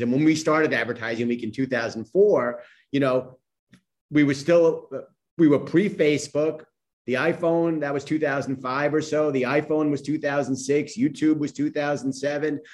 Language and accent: English; New York City, New York, United States; I grew up in Queens. My family's from Brooklyn.